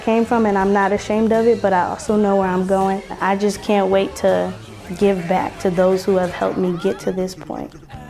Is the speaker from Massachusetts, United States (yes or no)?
no; North Chicago, Illinois, United States; I grew up in North Chicago.